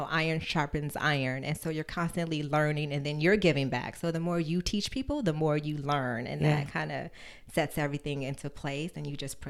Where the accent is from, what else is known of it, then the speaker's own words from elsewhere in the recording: San Bernardino, California, United States; San Bernardino. It's so funny. I was raised Catholic.